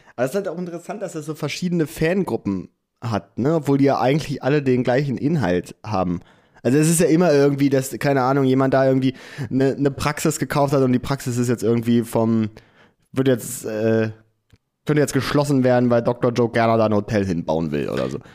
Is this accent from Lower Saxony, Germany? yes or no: yes; Clausthal-Zellerfeld, Lower Saxony, Germany; now in Hamburg, Germany; da wo wir herkommen, Klaus da Zellerfeld